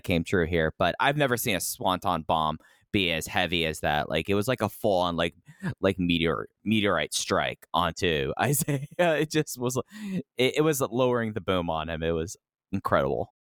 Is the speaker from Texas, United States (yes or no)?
yes; Texas, United States; I'm an idiot from Texas